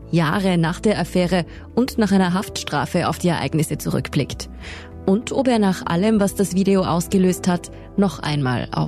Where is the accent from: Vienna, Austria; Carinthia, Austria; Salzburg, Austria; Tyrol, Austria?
Tyrol, Austria; Innsbruck; accent: Tyrolean; dass ich in meiner alten Heimatstadt